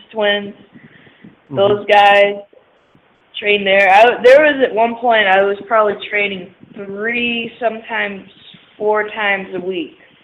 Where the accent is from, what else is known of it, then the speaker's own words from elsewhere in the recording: the South, United States; moved away as an adult; now in Indianapolis, United States; I grew up down south in like a semi-rural area